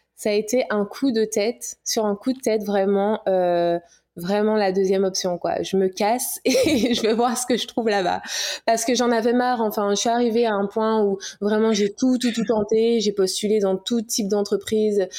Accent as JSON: {"language": "French", "country": "Guadeloupe", "also_born_or_lived": "Paris", "said": "guadeloupéenne, hein, fière de l'être"}